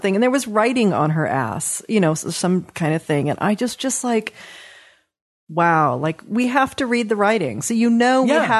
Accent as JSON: {"language": "English", "town": "Los Angeles", "region": "California", "country": "United States", "tie": "born or raised there", "also_born_or_lived": "Westchester, Los Angeles", "said": "I grew up in the Palisades in Brentwood and went to Crossroads. I mean, I had the full on West Side Hollywood experience. And I live in Westchester now by LAX and have lived there now for 17 years."}